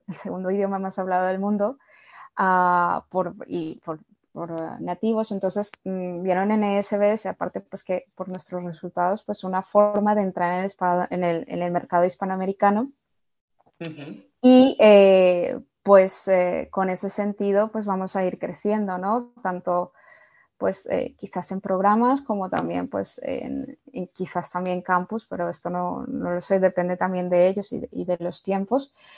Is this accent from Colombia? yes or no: yes; Colombia; now in Spain; yo, yo soy de Colombia